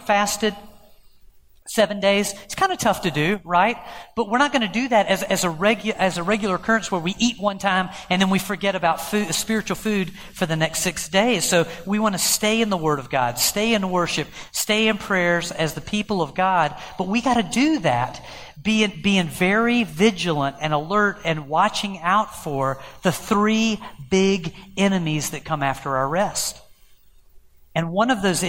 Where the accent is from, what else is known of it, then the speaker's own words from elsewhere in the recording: United States; as an American Christian